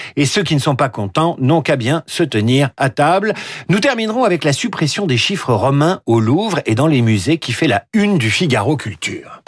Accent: France; Chez nous en France

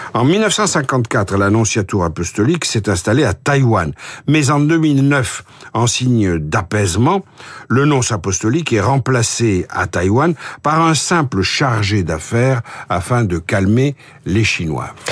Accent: Marseille, Provence-Alpes-Côte d'Azur, France; je suis né à Marseille

